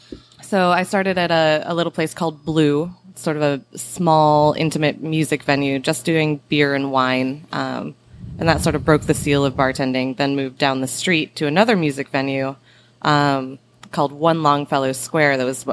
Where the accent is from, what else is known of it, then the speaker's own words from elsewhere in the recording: New Hampshire, United States; also born or lived in Portland, Maine; now in New Orleans, United States; I moved here from Portland, Maine. Originally, I'm from New Hampshire, and then just went a little further north before coming severely south.